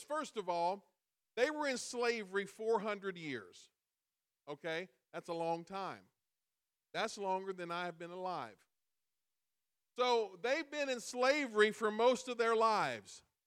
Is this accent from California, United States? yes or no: no; Illinois, United States; We live in we live in Illinois, and every every time you say I'm from I'm from Illinois